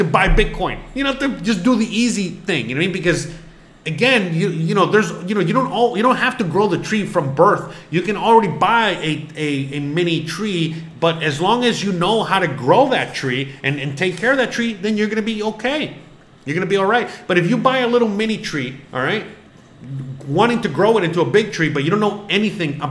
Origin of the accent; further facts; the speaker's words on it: Florida, United States; I'm from Florida